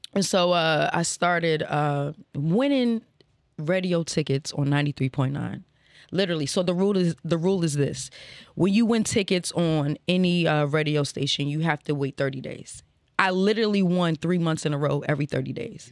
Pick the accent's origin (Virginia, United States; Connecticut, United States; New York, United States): Virginia, United States; Alexandria; also born or lived in Prince George's County, Maryland; now in Baltimore, United States; I was raised in Virginia, you know what I'm saying? Uh, what, Alexandria